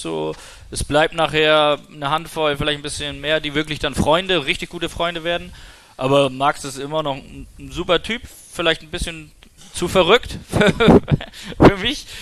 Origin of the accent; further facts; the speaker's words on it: Kiel, Schleswig-Holstein, Germany; bei uns in Kiel